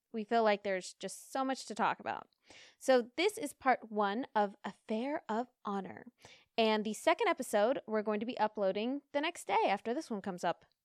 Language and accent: English; United States; Being American